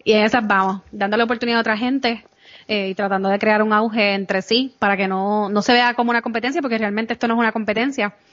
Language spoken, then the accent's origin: Spanish; Puerto Rico; moved away as an adult; now in New York, United States; yo soy de Puerto Rico